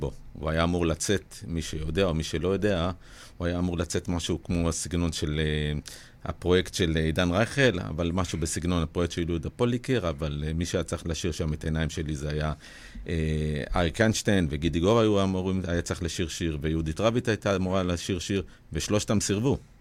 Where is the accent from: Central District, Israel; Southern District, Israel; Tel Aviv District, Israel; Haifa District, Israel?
Southern District, Israel; Ashdod; בתור ילד בגיל 14 באשדוד